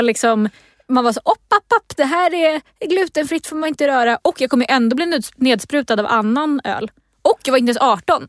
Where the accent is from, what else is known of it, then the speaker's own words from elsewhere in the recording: Stockholm, Stockholm County, Sweden; i Stockholm, där jag är ifrån